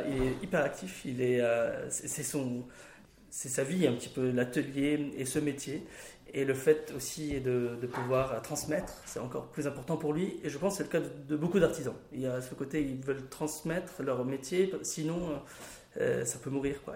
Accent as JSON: {"language": "French", "town": "Bechabab", "region": "Mount Lebanon", "country": "Lebanon", "tie": "born there", "said": "je suis né à Bechabab, C'est un village qui est à 20 km de Beyrouth."}